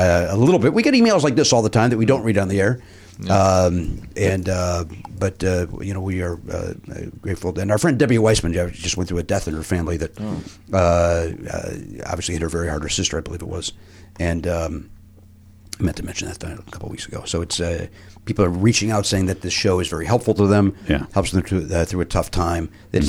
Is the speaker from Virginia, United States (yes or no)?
no; Louisiana, United States; I figured as Cajun, Cajun, thank you, Matt. As a Cajun and as a fan of the show, here, take a look at that, Matt.